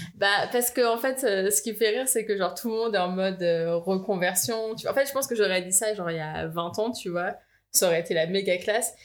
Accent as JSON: {"language": "French", "town": "Eaubonne", "region": "Île-de-France", "country": "France", "tie": "born or raised there", "also_born_or_lived": "Boulder, Colorado, United States", "moved": "as an adult", "said": "j'ai grandi dans le Val d'Oise, à Aubonne"}